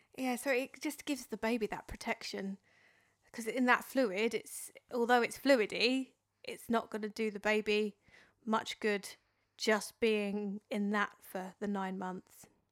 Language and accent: English; Dartford, South East England, United Kingdom; accent: Dartford; my Dartford accent